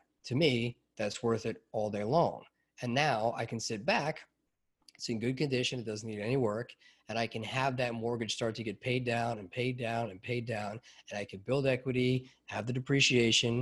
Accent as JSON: {"language": "English", "region": "New York", "country": "United States", "tie": "born or raised there", "said": "growing up in New York"}